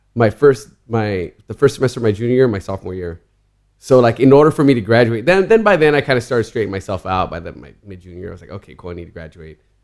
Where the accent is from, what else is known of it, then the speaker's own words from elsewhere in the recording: Southern California, United States; I grew up in Southern California